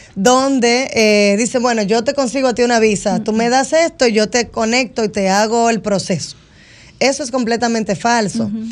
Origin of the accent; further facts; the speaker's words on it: Dominican Republic; moved away as an adult; now in United States; voy cumpliendo ahora 15 años desde que nos fuimos de República Dominicana a Estados Unidos.